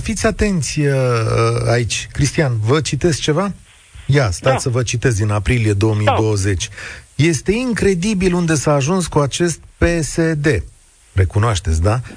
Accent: Vaslui, Vaslui County, Romania; eu sunt născut la Vaslui

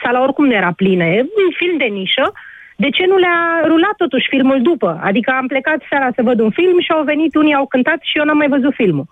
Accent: Bucharest, Romania; sunt din București

